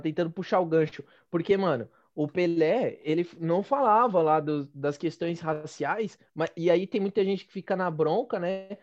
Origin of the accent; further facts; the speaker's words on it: Penha, São Paulo, Brazil; eu sou da Penha, né? A minha mãe sempre disse que eu sou da Penha